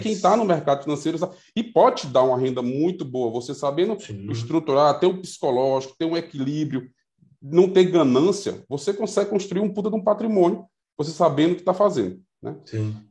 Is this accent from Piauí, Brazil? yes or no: yes; Piauí, Brazil; até mesmo aqui no Piauí, é, de onde eu sou, nós, Nordeste